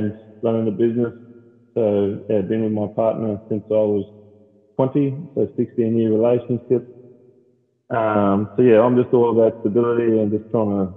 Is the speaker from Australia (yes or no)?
yes; Darwin, Northern Territory, Australia; So I'm born and raised Darwin